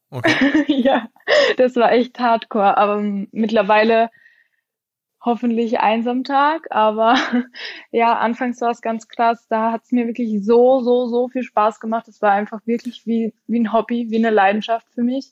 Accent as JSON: {"language": "German", "area": "near Graz", "region": "Styria", "country": "Austria", "moved": "as an adult", "lives_now": "Wiesbaden, Germany", "said": "Ich bin ursprünglich aus Österreich"}